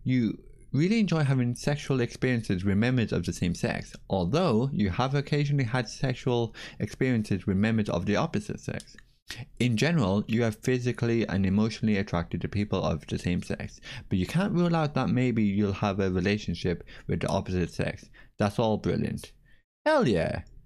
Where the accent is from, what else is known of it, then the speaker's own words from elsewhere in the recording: Ireland; As an Irish person